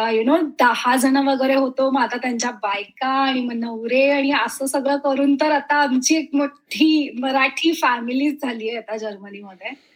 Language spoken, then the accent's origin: Marathi; Dombivli, Maharashtra, India; also born or lived in Mumbai; मुळाची मी डोंबिवलीची